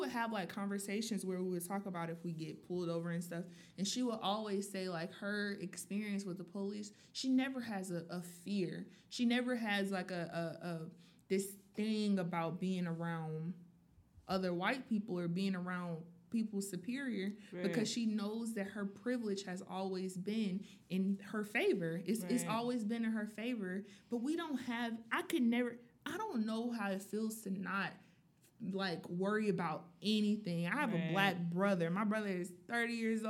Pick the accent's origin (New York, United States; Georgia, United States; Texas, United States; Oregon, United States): Georgia, United States; Atlanta; I'm from Atlanta, Georgia